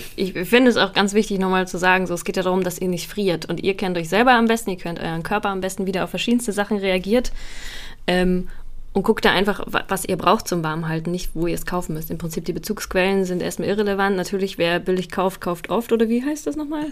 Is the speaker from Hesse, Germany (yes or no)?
no; Bavaria, Germany; in Süddeutschland, Bayern, wo ich herkomme